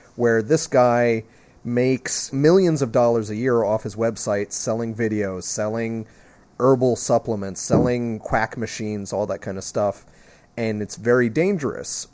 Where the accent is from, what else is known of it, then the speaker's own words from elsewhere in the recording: New Jersey, United States; I'm from New Jersey